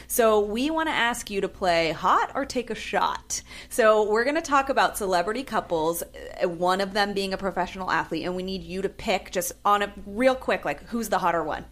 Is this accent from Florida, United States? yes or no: no; San Francisco, California, United States; moved away; I'm from San Francisco